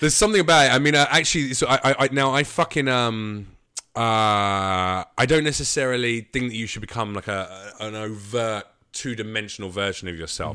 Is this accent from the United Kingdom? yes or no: yes; United Kingdom; moved away as an adult; now in United States; a British comic